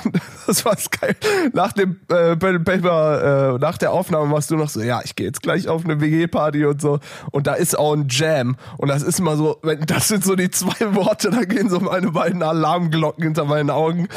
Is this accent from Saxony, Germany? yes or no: no; near Düsseldorf, North Rhine-Westphalia, Germany; now in Berlin, Germany; ich wohne so nah an Holland